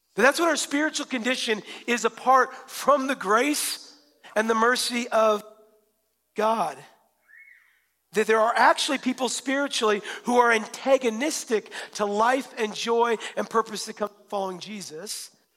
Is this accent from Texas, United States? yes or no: no; Western Washington, United States; I'm from Western Washington